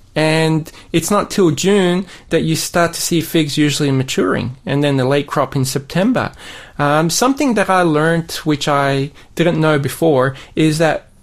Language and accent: English; Sydney, New South Wales, Australia; now in Burnie, Australia; I grew up in Sydney